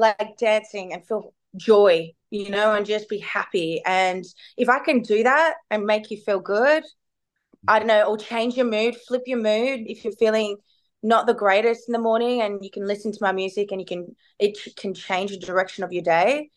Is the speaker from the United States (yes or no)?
no; Melbourne, Victoria, Australia; I'm from Melbourne